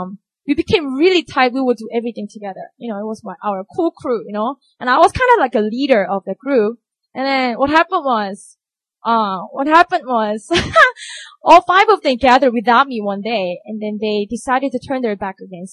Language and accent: English; Busan, South Korea; moved away; I grew up in Busan